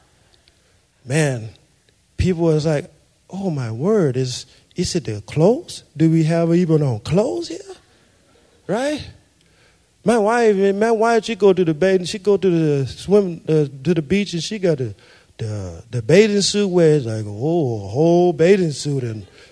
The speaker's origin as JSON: {"language": "English", "town": "Shreveport", "region": "Louisiana", "country": "United States", "moved": "yes", "lives_now": "Idaho, United States", "said": "I come from Shreveport, Louisiana, and God gave me to Idaho."}